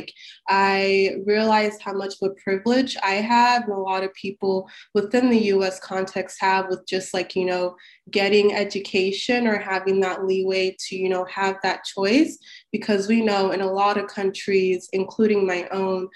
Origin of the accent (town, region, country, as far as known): Salt Lake City, Utah, United States; born or raised there; English is a second language; moved away as an adult; also born or lived in Cairo, Egypt / South Sudan; now in Washington DC, United States